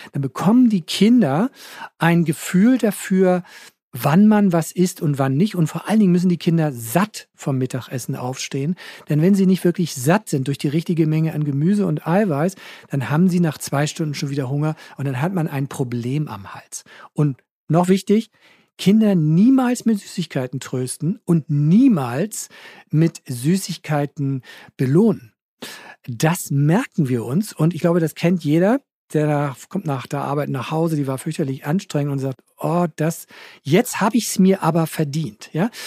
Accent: Hamburg, Germany; Bei uns in Hamburg

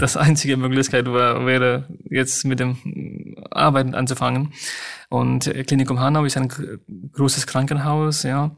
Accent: Nepal; German is a second language; moved away as an adult; now in Germany; Meine Eltern sind noch in Nepal. Die beide sind äh, in Nepal, in meiner Heimatstadt

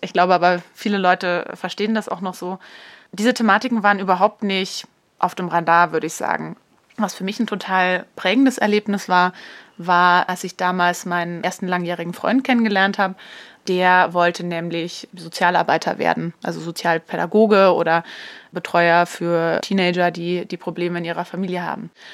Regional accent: Upper Franconia, Bavaria, Germany; also born or lived in Munich; so einer Einöde in Oberfranken groß geworden

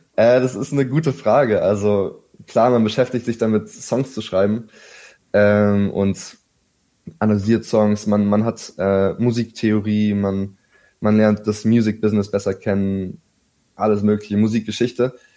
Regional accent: Berlin, Germany; Ich bin tatsächlich hier aufgewachsen in Berlin

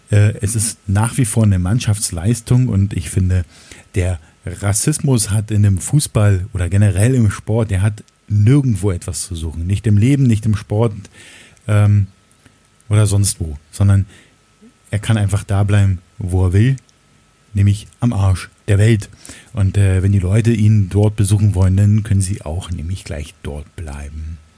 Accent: Berlin, Germany; aber das ist der U-Bahnhof in der Nähe ähm, des Ortes, in dem ich oder wo ich aufgewachsen bin. Ähm, die Magdalenenstraße in Berlin-Lichtenberg

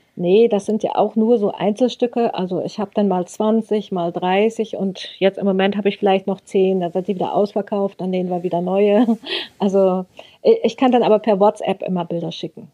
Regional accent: Rössing, Lower Saxony, Germany; Ich komme aus Rössing, so heißt unser Dorf.

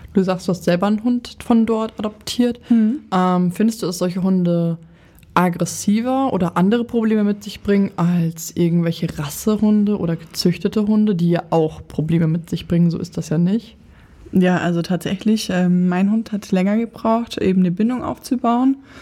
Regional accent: Lower Saxony, Germany; Ich komme ja aus Niedersachsen

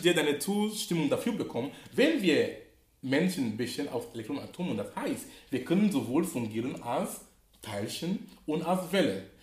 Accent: Cameroon; now in Hamburg, Germany; wo ich herkomme, oder, komme, oder in Kamerun, wo ich gebürtig bin

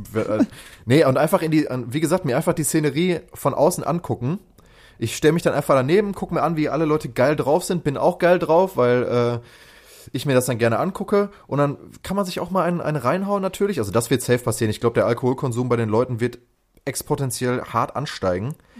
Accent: Lünen, North Rhine-Westphalia, Germany; ich schließe damit alle Brambaueraner

